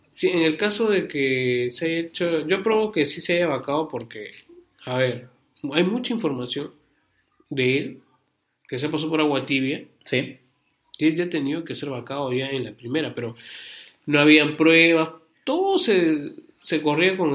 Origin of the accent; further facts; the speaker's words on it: Peru; Todos somos ciudadanos peruanos.